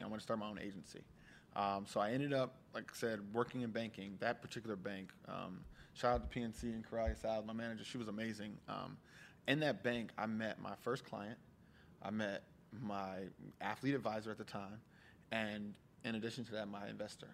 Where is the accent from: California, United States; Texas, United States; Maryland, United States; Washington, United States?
Maryland, United States; Columbia; also born or lived in White Plains, New York / Bahia; I grew up in Columbia, Laurel, Maryland area, right in between that DC, Maryland kind of thing